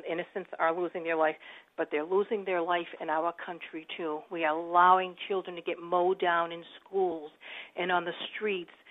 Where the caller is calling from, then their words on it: Plaistow, New Hampshire, United States; I'm calling from Plaistow, New